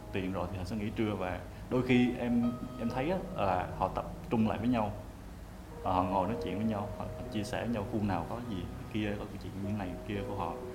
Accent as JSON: {"language": "Vietnamese", "region": "Quang Ngai", "country": "Vietnam", "tie": "born or raised there", "moved": "yes", "lives_now": "Ho Chi Minh City, Vietnam", "said": "mình quê ở quảng ngãi và đang sống và làm việc ở thành phố hồ chí minh"}